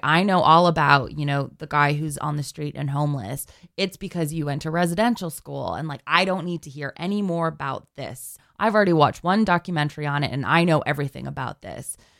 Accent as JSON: {"language": "English", "region": "Alberta", "country": "Canada", "tie": "born or raised there", "moved": "as an adult", "lives_now": "New York, United States", "said": "So I grew up in Alberta and I was going to school in Edmonton"}